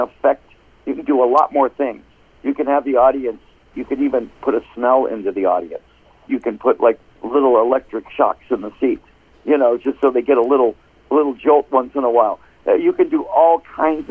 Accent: Detroit, Michigan, United States; now in Phoenix, United States; I'm from Detroit

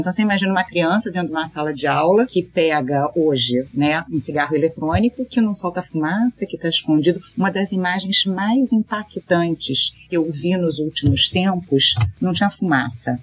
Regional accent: Brazil; como brasileiros

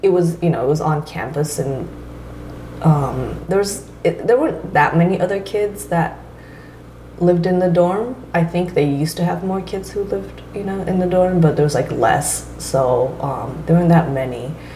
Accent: San Francisco Bay Area, California, United States; also born or lived in Toyota, Japan / Toyama, Japan; I was 7 when my family moved to the Bay Area.

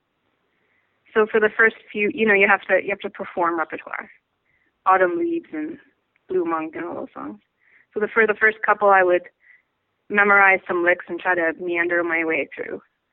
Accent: Vancouver, British Columbia, Canada; moved away as an adult; now in New York, United States; I'm from Vancouver, Canada, and in Canada we have something called the Royal Conservatory of Music

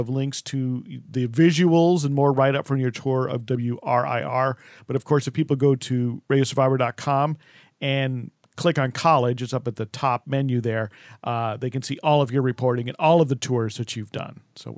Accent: New Jersey, United States; I know of WFUV from growing up in the Northeast, in the New Jersey, New York area.

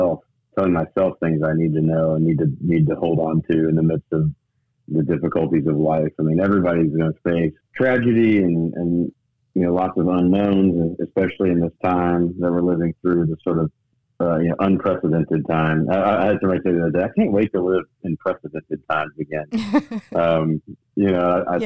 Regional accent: Memphis, Tennessee, United States; also born or lived in Knoxville, Tennessee / Nashville, Tennessee; I moved back home to Memphis, my hometown.

